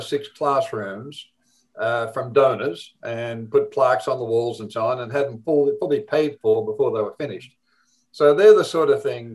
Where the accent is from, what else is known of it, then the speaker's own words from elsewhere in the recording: Australia; accent: Australian; moved away as an adult; also born or lived in United States; I'm from the Deep South. I'm from Australia.